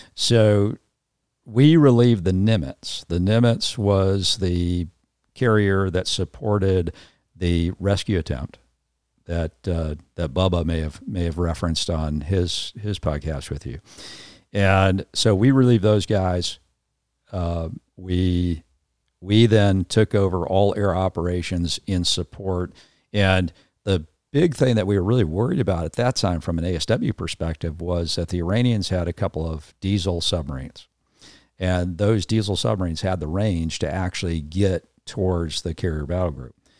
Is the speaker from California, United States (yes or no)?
yes; Los Angeles, California, United States; moved away; also born or lived in Atlanta, Georgia; I grew up in Southern California, um, was the kind of, you know, San Fernando Valley kid